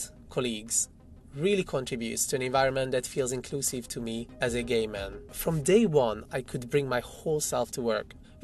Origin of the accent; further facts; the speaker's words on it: Hungary; moved away as an adult; now in London, United Kingdom; I'm a cis gay man, originally from Hungary